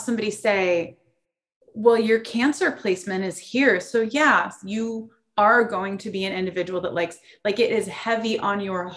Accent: South Florida, United States; moved away as an adult; also born or lived in East Coast; now in San Diego, United States; I grew up in South Florida

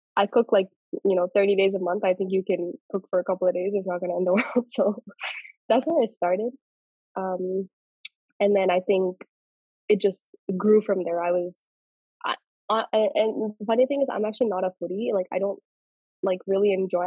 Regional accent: Nellore, Andhra Pradesh, India; accent: Nellore; we're from Nellore, like our whole family, like my mom, dad, everybody

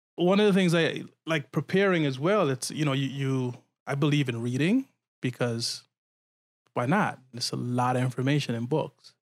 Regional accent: Guyana; I'm from Guyana

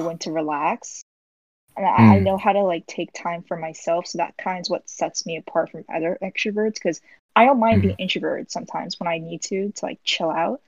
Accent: United States; I'm like Korean, but like I was born in America

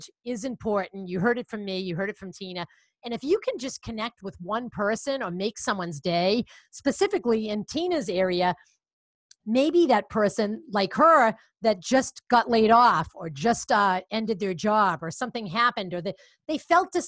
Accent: Boston, Massachusetts, United States; accent: Boston; I have a Boston accent because I am from Boston

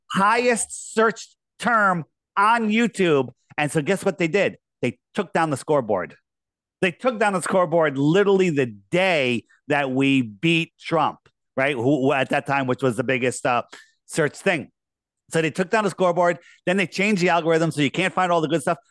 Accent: United States; I grew up in Fairfield County.

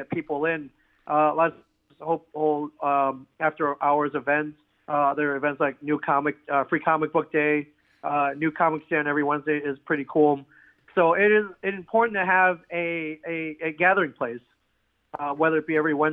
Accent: Ann Arbor, Michigan, United States; moved away; also born or lived in Jackson, Michigan; growing up in the Ann Arbor area

